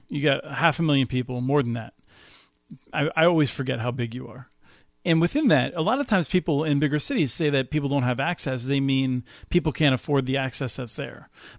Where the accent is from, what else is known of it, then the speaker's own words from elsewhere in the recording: Allentown, Pennsylvania, United States; I grew up in Allentown myself